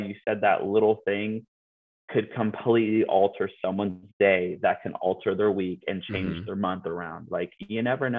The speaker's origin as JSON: {"language": "English", "town": "Yakima", "region": "Washington", "country": "United States", "tie": "born or raised there", "moved": "yes", "said": "I'm from Yakima"}